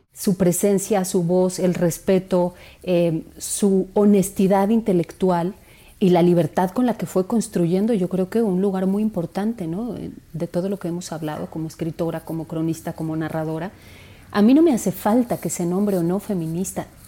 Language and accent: Spanish; Mexico City, Mexico; Yo crecí en Santa María la Ribera, que es un barrio complejo